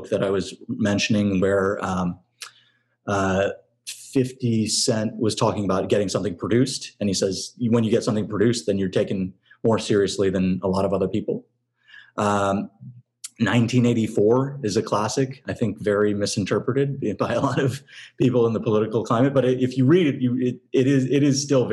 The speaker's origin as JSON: {"language": "English", "area": "San Francisco Bay Area", "region": "California", "country": "United States", "tie": "born or raised there", "moved": "as an adult", "lives_now": "Los Angeles, United States", "said": "I'm from the Bay Area"}